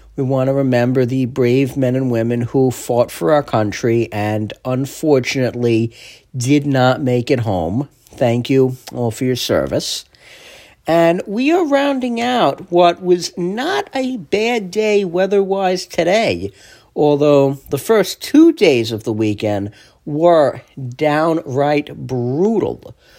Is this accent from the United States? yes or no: yes; East Rockaway, New York, United States; In Nassau, in my hometown, East Rockaway